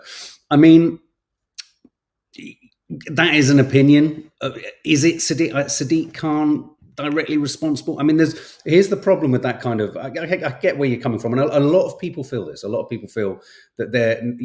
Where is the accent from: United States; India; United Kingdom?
United Kingdom; London; as a Londoner